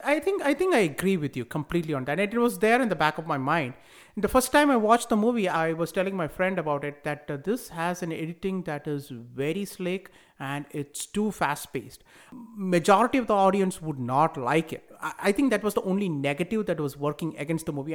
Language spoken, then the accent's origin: English; India; moved away; also born or lived in United States; growing up in India